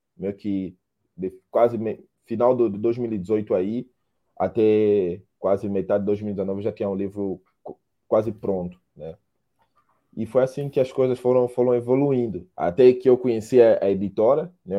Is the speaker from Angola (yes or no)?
yes; Angola; moved away as an adult; now in Brazil; sou angolano, moro no Brasil já 10 anos